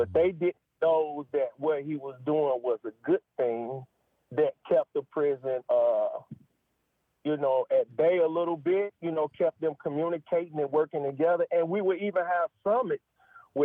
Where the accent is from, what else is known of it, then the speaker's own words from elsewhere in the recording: St. Louis, Missouri, United States; moved away; also born or lived in Tennessee; I'm born and raised in St. Louis, Missouri